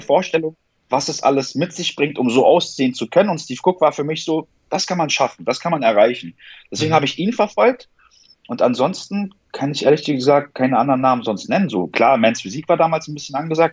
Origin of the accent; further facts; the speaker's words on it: Berlin, Germany; also born or lived in Iran; Komme aus Berlin, bin hier aufgewachsen, geboren bin ich im Iran